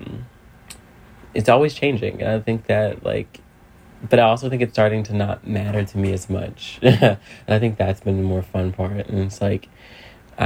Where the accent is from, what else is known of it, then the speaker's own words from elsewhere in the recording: Philadelphia, Pennsylvania, United States; Growing up in South Philly